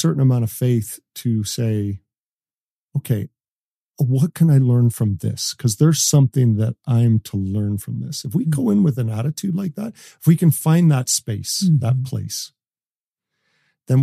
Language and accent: English; Canada; I'm Canadian. we're born with skates